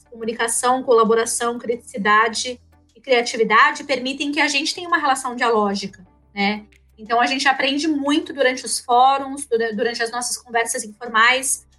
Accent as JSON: {"language": "Portuguese", "region": "São Paulo", "country": "Brazil", "moved": "as an adult", "lives_now": "Rio Grande do Sul, Brazil", "said": "eu sou paulistana e eu vim de São Paulo em 2012, né, para morar aqui no, no, Rio Grande do Sul"}